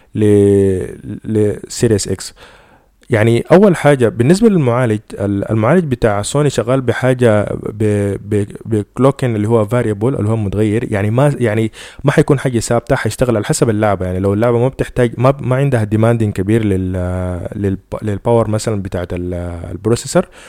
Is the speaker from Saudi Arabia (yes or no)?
no; Sudan; إحنا في السودان